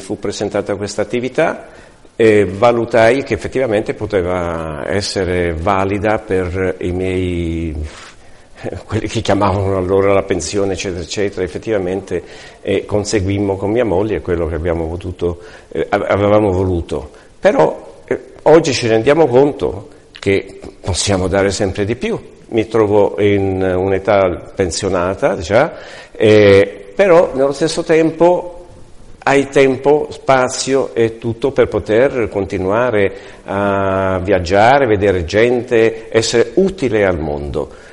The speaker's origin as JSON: {"language": "Italian", "country": "Italy", "moved": "yes", "lives_now": "Palma de Mallorca, Spain", "said": "vengo da Palma di Maiorca, sono italiano"}